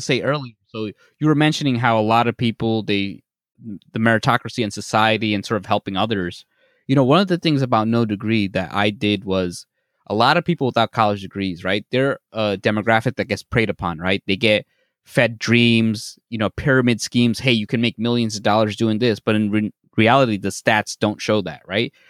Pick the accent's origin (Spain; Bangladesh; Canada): Bangladesh; I'm from Bangladesh